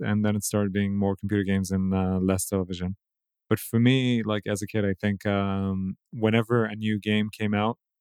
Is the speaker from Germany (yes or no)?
no; Israel; Life growing up in Israel